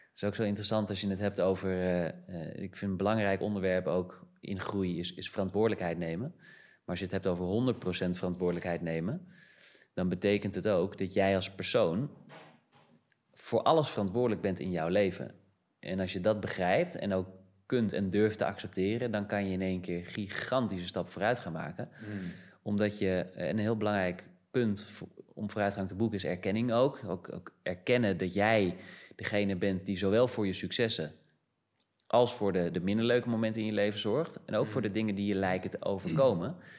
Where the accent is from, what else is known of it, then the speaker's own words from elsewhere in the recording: Amsterdam, North Holland, Netherlands; moved away; also born or lived in Brazil; Ik ben geboren in Amsterdam